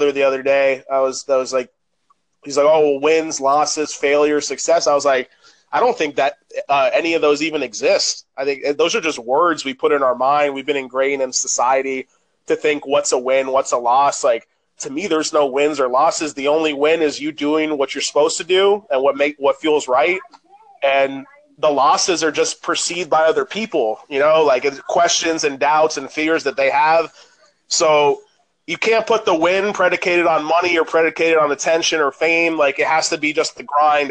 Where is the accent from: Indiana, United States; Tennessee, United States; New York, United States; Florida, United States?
Florida, United States; Orlando; Me and my stepbrother shared a room at the time growing up in Orlando